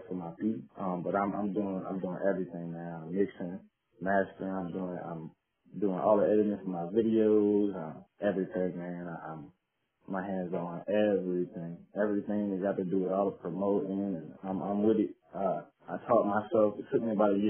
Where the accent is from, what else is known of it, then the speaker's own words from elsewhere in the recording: Westwego, Louisiana, United States; I grew up in Shots Project in West Wego on the West Bank